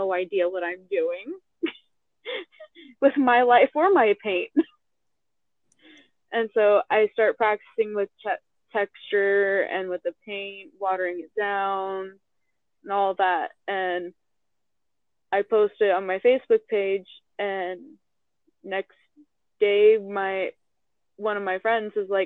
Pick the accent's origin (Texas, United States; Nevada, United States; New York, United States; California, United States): Nevada, United States; Las Vegas; I had just gotten back to my hometown, well, second hometown to me, Las Vegas